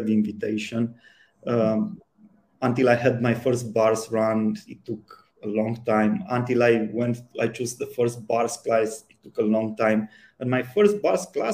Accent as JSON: {"language": "English", "country": "Romania", "tie": "born or raised there", "said": "I grew up in Romania in the communist time"}